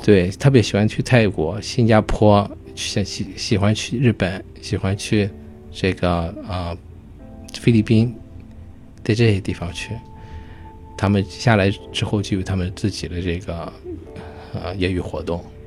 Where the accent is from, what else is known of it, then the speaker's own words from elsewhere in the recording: China; now in United States; 我们中国人